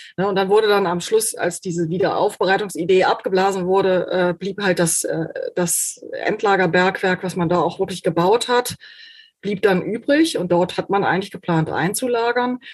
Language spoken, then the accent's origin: German; Germany; bei uns in Deutschland